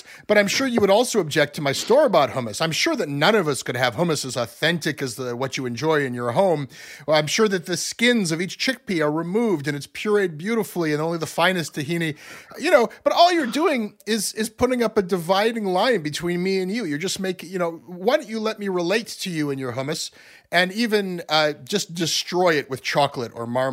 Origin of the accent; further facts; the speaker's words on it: Ontario, Canada; we Anglos in Ontario